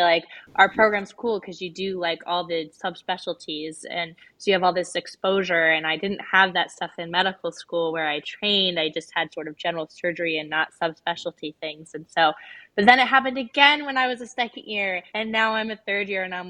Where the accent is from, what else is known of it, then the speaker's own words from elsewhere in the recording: Boulder, Colorado, United States; moved away as an adult; now in Omaha, United States; I grew up in Boulder, or just outside of Boulder